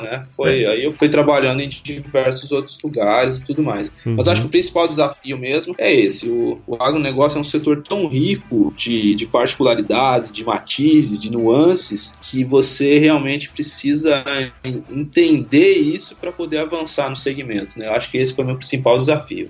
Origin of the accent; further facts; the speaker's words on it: São Paulo, Brazil; sou de São Paulo, capital mesmo